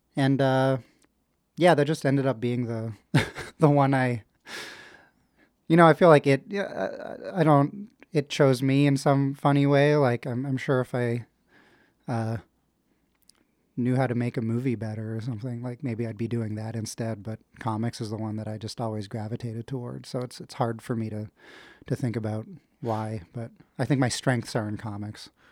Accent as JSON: {"language": "English", "town": "Ottawa", "region": "Ontario", "country": "Canada", "tie": "born or raised there", "also_born_or_lived": "Kingston", "said": "I was born in Kingston, but, uh, I grew up in Ottawa"}